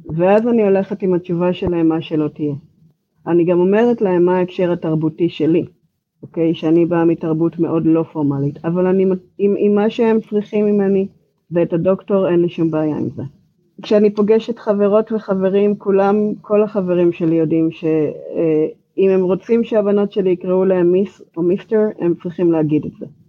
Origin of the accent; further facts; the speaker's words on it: Israel; accent: Israeli; moved away as an adult; now in Georgia, United States; המבטא שלי הוא ישראלי. אני נמצאת פה כך וכך שנים